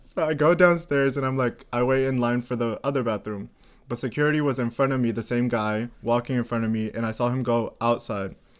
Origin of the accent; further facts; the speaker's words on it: Florida, United States; now in Sweden; I'm from Florida